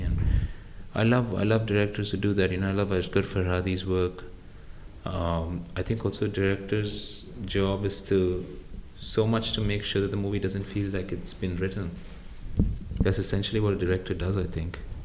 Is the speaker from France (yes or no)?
no; India; when I was growing up in India